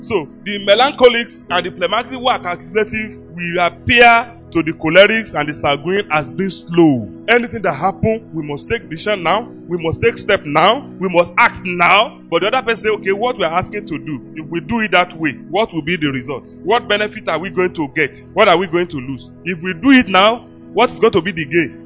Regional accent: Yoruba land, Yorubaland, Nigeria; I was raised with grandmother in Yoruba land

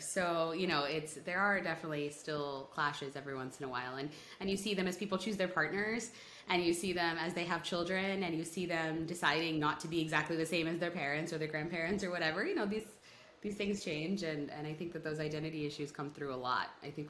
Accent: India; as an Indian who reads the book, it's very possible that someone could be like, oh, I kind of see a little different.

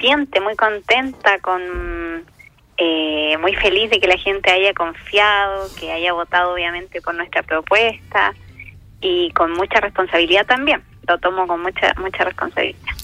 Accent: Rengo, O'Higgins, Chile; yo nací precisamente en Rosario, que es una localidad muy pequeña del distrito, de, en la comuna de Rengo

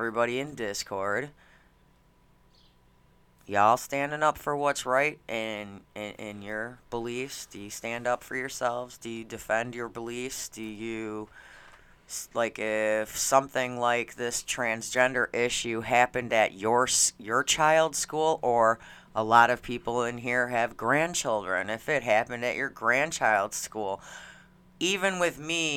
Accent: Schaumburg, Illinois, United States; I grew up in Schaumburg, which is the richie, you know, the white neighborhood.

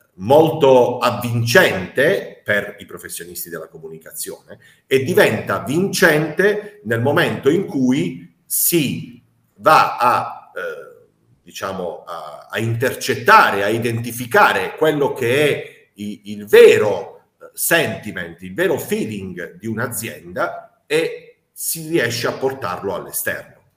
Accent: Apulia, Italy; da noi. Eh, in Puglia

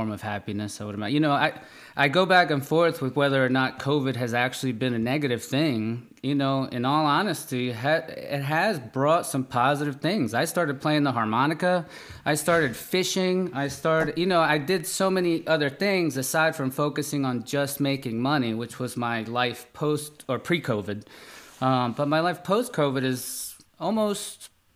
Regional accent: Peru; now in United States; I'm from Peru, grew up there, and I've moved around kind of pretty much everywhere.

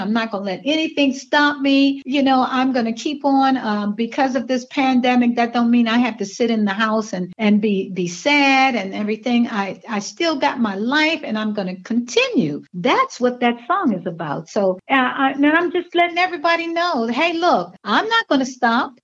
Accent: Washington, District of Columbia, United States; also born or lived in Victoria, Virginia; I was born in Victoria, Virginia, and um, but I was raised in Washington D.C.

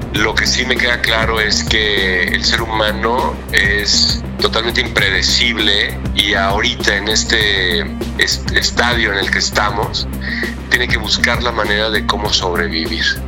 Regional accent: Mexico; soy el único mexicano este, miembro de esa asociación

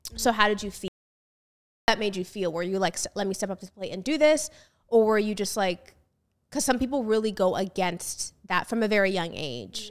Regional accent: United States; me as an American

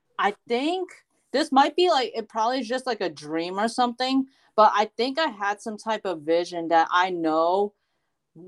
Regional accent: United States; I am from the United States

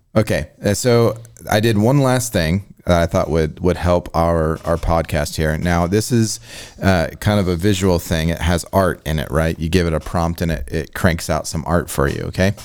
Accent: Illinois, United States; I'm a nineties kid from Illinois

